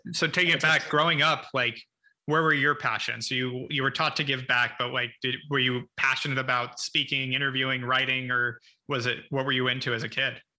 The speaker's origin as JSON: {"language": "English", "town": "Ojai", "region": "California", "country": "United States", "tie": "born or raised there", "also_born_or_lived": "Los Angeles / Santa Monica", "said": "born in West LA, in, then in Santa Monica till I was six, then moved up to Ojai for my childhood."}